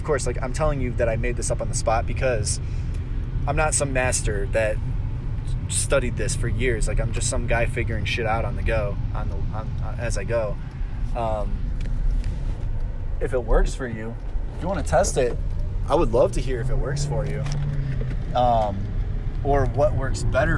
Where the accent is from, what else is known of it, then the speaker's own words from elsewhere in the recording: Cleveland, Ohio, United States; I'm from Cleveland, Ohio